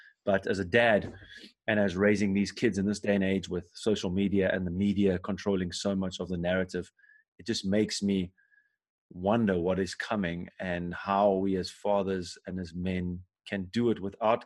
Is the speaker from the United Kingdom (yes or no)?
no; South Africa; now in Germany; I'm from South Africa